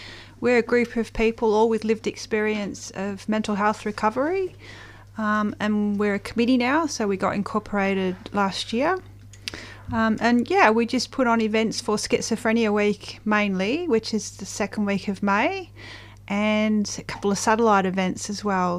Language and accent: English; Welsh countryside, Wales, United Kingdom; So I grew up in the Welsh countryside in the UK